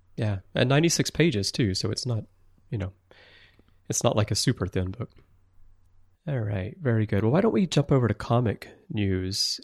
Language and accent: English; Alabama, United States; moved away as an adult; now in Tokyo, Japan; I'm originally from Alabama and I wandered very far astray here to Tokyo